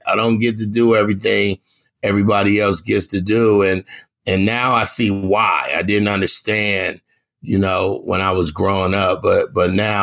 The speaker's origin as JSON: {"language": "English", "region": "California", "country": "United States", "said": "I'm from Cali"}